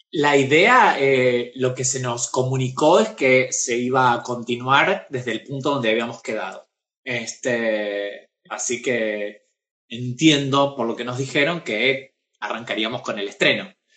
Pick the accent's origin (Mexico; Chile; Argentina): Argentina; Pergamino, Buenos Aires Province; now in Buenos Aires, Argentina; yo soy de Pergamino, es una ciudad eh, y tiene modismos de pueblo, ¿sí? Cuando yo llegué a vivir acá a Buenos Aires